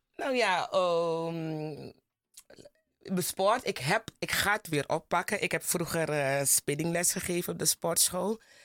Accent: Plantage Zorg en Hoop?, Commewijne, Suriname

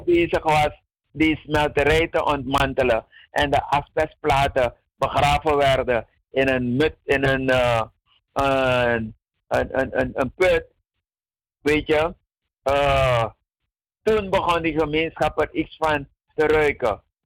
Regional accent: Paranam, Para, Suriname; Want ik ben van Paranam. Ik ben daar geboren. En wij woonden naast het ziekenhuis

